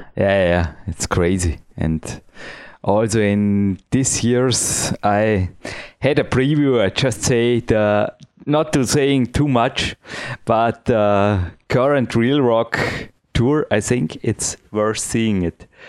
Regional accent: Dornbirn, Vorarlberg, Austria; English is a second language; my English is not perfect. I am from Austria

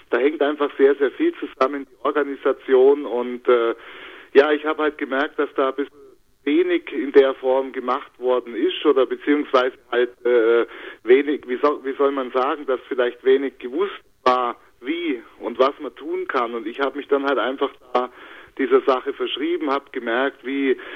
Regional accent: Bavaria, Germany; äh, bin geborener Allgäuer

